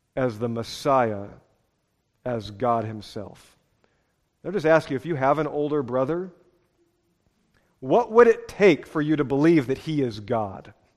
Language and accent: English; Seattle, Washington, United States; born and raised in Seattle